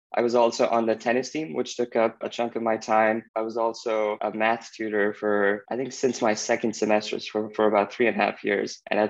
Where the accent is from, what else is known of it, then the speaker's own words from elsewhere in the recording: Pakistan; moved away as an adult; also born or lived in Iowa, United States; now in New York, United States; I'm originally from Pakistan, but I came to the US when I went to Grinnell